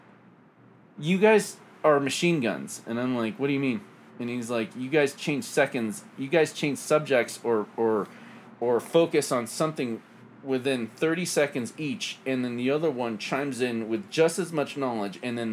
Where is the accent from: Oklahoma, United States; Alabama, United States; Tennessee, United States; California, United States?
Oklahoma, United States; we're from Oklahoma